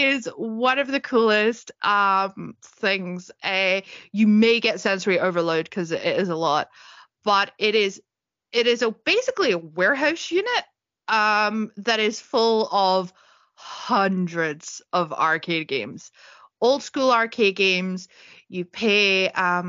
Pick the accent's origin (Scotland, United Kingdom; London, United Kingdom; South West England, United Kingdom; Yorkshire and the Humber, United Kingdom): Scotland, United Kingdom; East; accent: East Scottish; my East Scottish accent